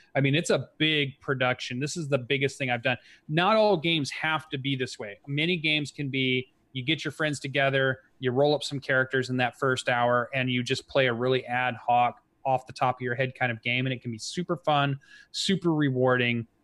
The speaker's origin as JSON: {"language": "English", "town": "Kalamazoo", "region": "Michigan", "country": "United States", "tie": "born or raised there", "said": "from my hometown"}